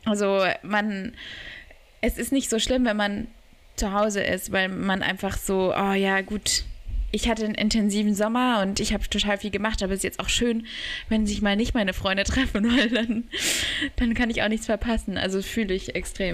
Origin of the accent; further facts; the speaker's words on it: Berlin, Germany; ich wurde auch in Berlin geboren bin da aufge also ich bin nicht wirklich aufgewachsen, aber ähm, Teil meiner Kindheit